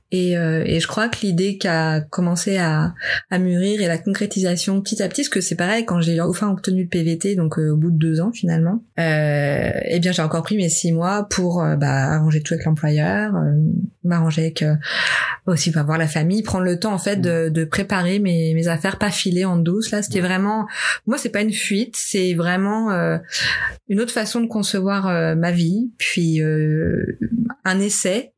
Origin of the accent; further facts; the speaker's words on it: Lyon, Auvergne-Rhône-Alpes, France; moved away as an adult; also born or lived in Dijon / Tours / Oxford / Madrid; now in Montreal, Canada; je suis de Lyon moi à la base.